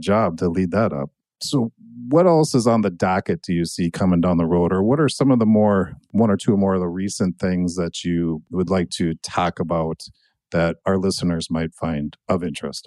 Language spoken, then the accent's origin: English; Annandale, Minnesota, United States; also born or lived in Buffalo, Minnesota; I grew up in Annandale